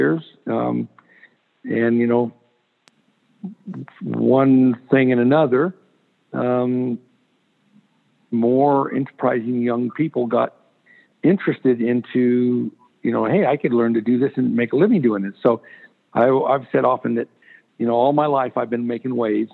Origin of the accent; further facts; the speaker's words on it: Livermore, California, United States; I was from Livermore and California